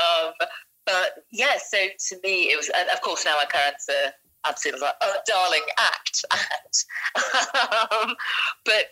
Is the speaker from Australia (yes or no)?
yes; Australia; I'm Australian.